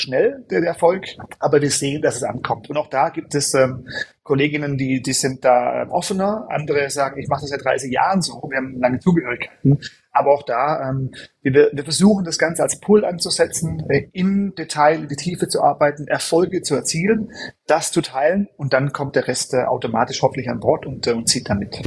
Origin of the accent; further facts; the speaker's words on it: Germany; moved away; also born or lived in United States / Europe; bin gebürtig Deutscher